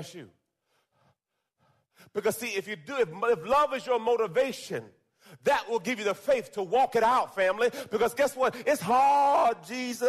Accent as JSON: {"language": "English", "country": "Jamaica", "tie": "born or raised there", "moved": "yes", "said": "I was born in Jamaica. And came to this country."}